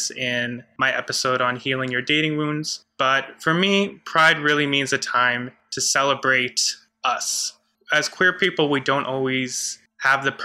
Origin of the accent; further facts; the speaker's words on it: United States; I was raised in the Catholic Church in a very conservative part of the U.S.